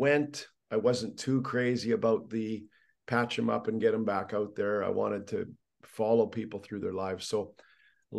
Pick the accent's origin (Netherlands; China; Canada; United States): Canada; Being Canadian, I started with hockey